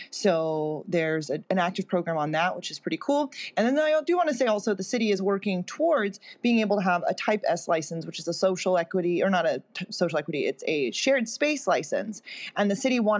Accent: Long Beach, California, United States; my hometown of Long Beach

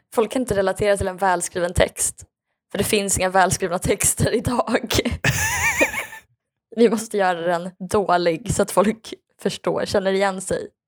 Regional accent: Skaraborg, Västra Götaland, Sweden; där jag är ifrån

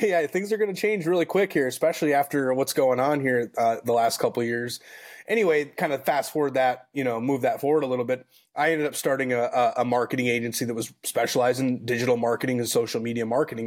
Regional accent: Minnesota, United States; moved away as an adult; now in San Antonio, United States; I grew up born and raised in Minnesota

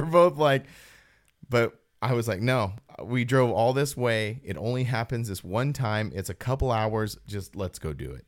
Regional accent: Apple Valley, California, United States; I'm from Apple Valley

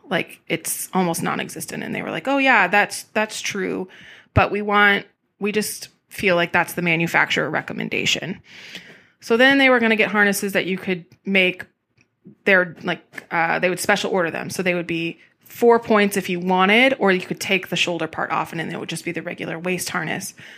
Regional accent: California, United States; also born or lived in Texas; now in Portland, United States; I grew up in California

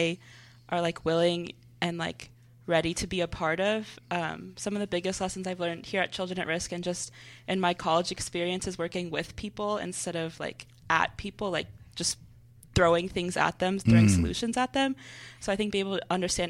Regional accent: Houston, Texas, United States; born or raised there; also born or lived in San Jose, California

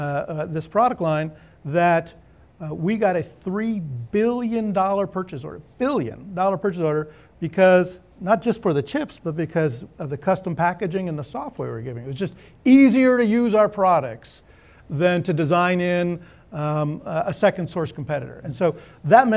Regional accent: California wine country, United States; moved away as an adult; now in Austin, United States; I grew up in California. Actually, I grew up in the wine country

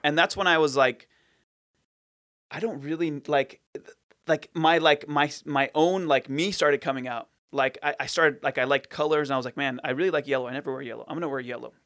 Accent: Fountain Valley, California, United States; I was born and raised in Fountain Valley

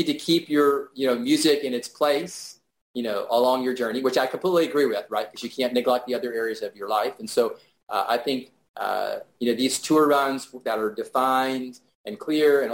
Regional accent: Houston, Texas, United States; my hometown

